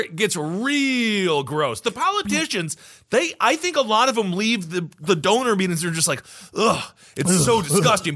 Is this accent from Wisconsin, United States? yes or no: yes; Wisconsin, United States; my home state of Wisco